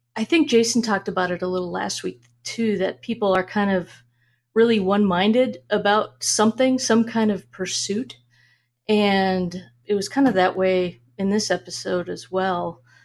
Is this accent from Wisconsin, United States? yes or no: no; Minnesota, United States; moved away as an adult; also born or lived in Washington State; now in Arizona, United States; I, I grew up in Minnesota